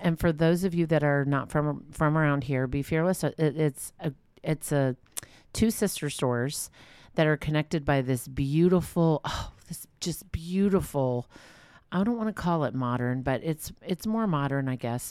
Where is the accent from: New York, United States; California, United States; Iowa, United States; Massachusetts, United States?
California, United States; Walnut Creek; I'm from Walnut Creek